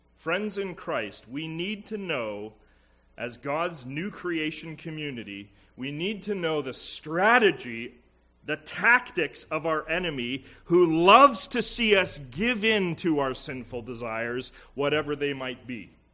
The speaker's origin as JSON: {"language": "English", "region": "Alberta", "country": "Canada", "moved": "yes", "lives_now": "Pierrefonds, Canada", "said": "Being from Alberta"}